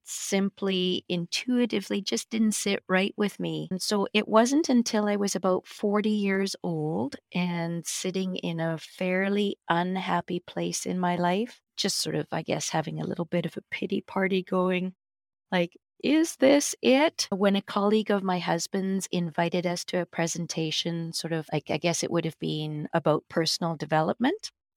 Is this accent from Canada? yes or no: yes; Victoria, British Columbia, Canada; moved away as an adult; now in Vancouver, Canada; Steve and I moved here from Victoria, which is where uh, I spent most of my life growing up. We moved to Vancouver